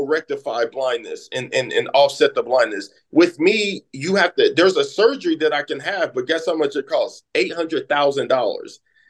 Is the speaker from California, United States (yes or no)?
yes; California, United States; now in St. Louis, United States; growing up in California, you have to be a go-getter. Living my life in St. Louis is the show me state.